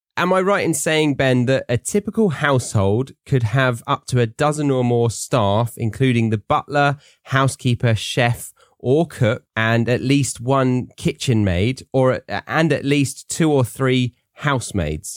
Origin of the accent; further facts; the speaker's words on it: Guildford, South East England, United Kingdom; Very near where I grew up